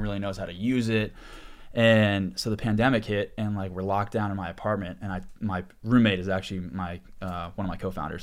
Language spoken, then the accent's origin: English; Boston, Massachusetts, United States; moved away as an adult; also born or lived in New Orleans; one of my co-founders I grew up with back in Boston